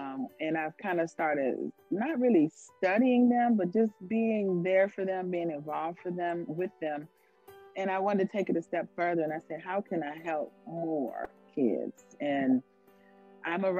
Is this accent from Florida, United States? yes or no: yes; Florida, United States; moved away; also born or lived in Maryland; I was born and raised in Florida